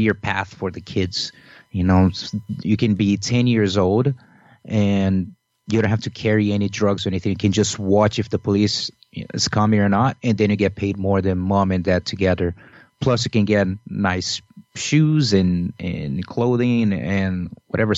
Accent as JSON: {"language": "English", "region": "Rio de Janeiro", "country": "Brazil", "tie": "born or raised there", "moved": "as an adult", "said": "I grew up in Brazil and I lived in Rio until I was 24"}